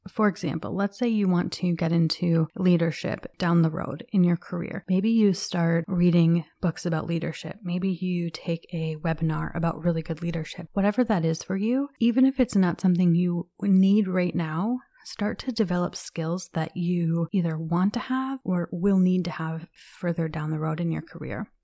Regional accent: Minnesota, United States; I was born and raised in Minnesota

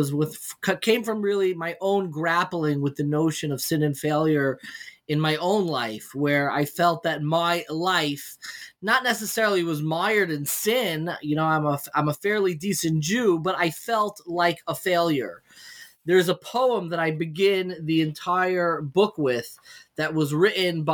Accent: Long Island, New York, United States; I grew up in Long Island

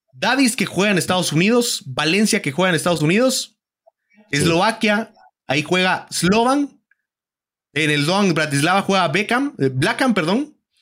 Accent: Guatemala; uno como guatemalteco

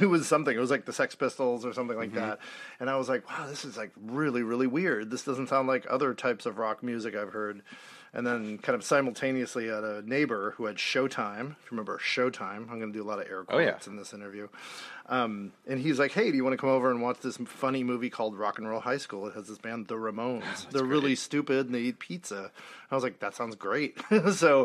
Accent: Marin County, California, United States; I grew up in Marin County, California, which is about 15 miles north of San Francisco

